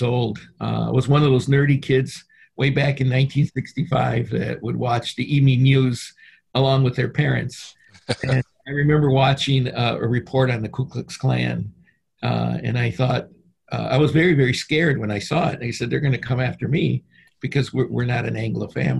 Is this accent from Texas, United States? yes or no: no; Detroit, Michigan, United States; also born or lived in Mexico; Even though I was born in Detroit, I was raised in Mexico as well as Michigan